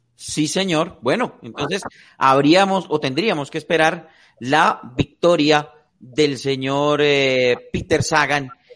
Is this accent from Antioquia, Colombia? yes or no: no; Tolima, Colombia; Yo, que soy tolimense o pita de corazón y de nacimiento